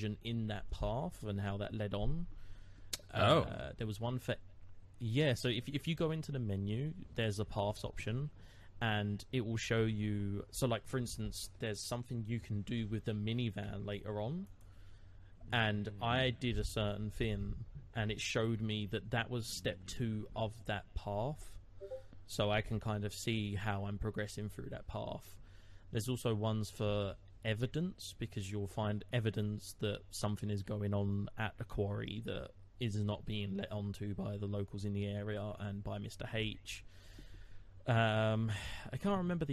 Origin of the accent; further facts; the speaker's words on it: England, United Kingdom; To me, as an English person